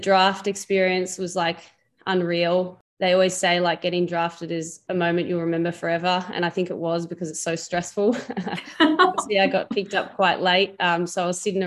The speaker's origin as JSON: {"language": "English", "town": "Melbourne", "region": "Victoria", "country": "Australia", "tie": "born or raised there", "said": "I grew up locally in Moonee Ponds"}